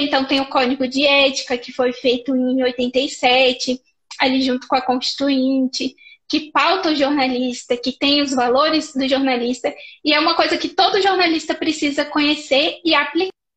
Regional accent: Paracatu, Minas Gerais, Brazil; moved away; also born or lived in Brasília; eu sou de Paracatu, Minas Gerais, aqui pertinho de Brasília.

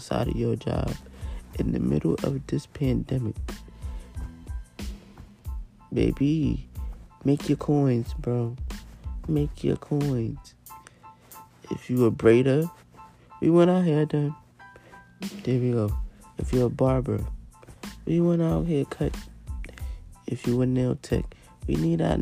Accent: New York, United States; I'm from New York

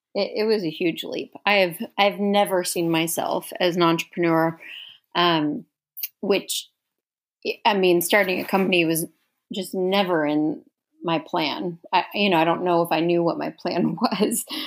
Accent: Houston, Texas, United States; moved away as an adult; now in Dallas, United States; growing up in Houston

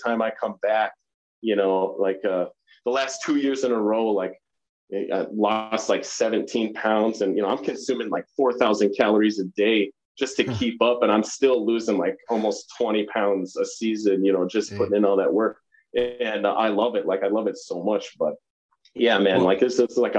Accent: Pelican, Midwest, United States; where we grew up in Pelican, like, and I can so easily bring myself back there, like, around town in a community like that, a small town Midwest community

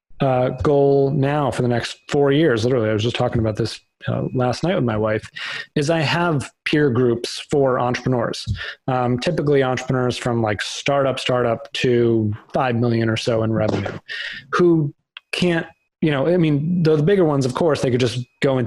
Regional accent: Boston, Massachusetts, United States; moved away as an adult; also born or lived in New York; now in Connecticut, United States; So I grew up in Boston, went to undergrad there

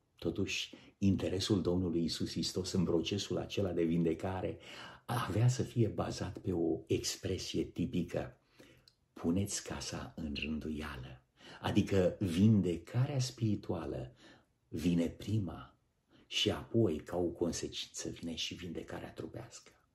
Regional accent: Romania; Noi, ca români

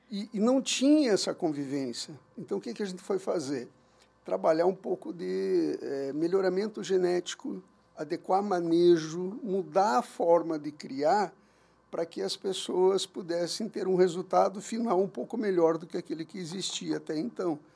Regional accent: Curitiba, Paraná, Brazil; moved away as an adult; also born or lived in Capão da Canoa, Rio Grande do Sul; now in Uberlândia, Brazil; eu sou nascido em Curitiba, morei lá minha vida inteira

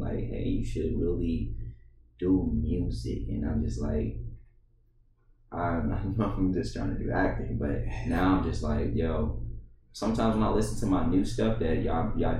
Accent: Detroit, Michigan, United States; now in Columbia, United States; I'm the kid from Detroit, Michigan, adopted by Columbia, South Carolina

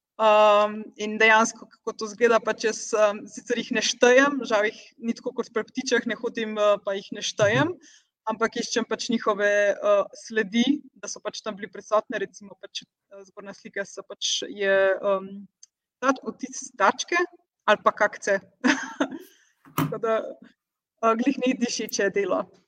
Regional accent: Slovenia; moved away as an adult; now in Portugal; sem jaz prva in edina slovenka

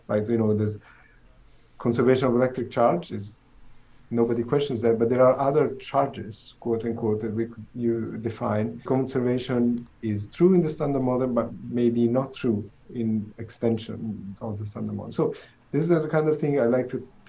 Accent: Southern Italy, Italy; English is a second language; moved away as an adult; also born or lived in Pisa, Italy / Los Alamos, United States; now in Seattle, United States; I'm originally, as you can tell from the accent, I'm originally from Italy. I'm from southern Italy, small village.

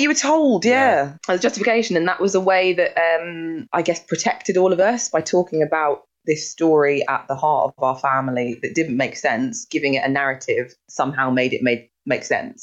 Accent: Sutton, London, United Kingdom; I've been isolating in my house where I grew up in Sutton.

